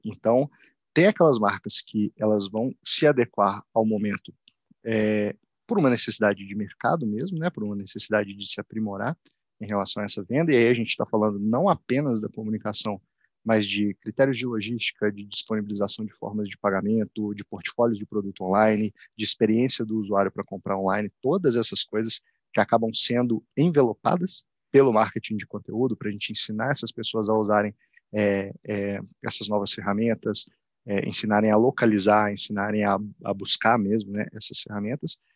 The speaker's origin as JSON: {"language": "Portuguese", "town": "Belo Horizonte", "region": "Minas Gerais", "country": "Brazil", "tie": "born or raised there", "moved": "as an adult", "lives_now": "São Paulo, Brazil", "said": "sou natural de, de Belo Horizonte, atualmente eu moro em São Paulo."}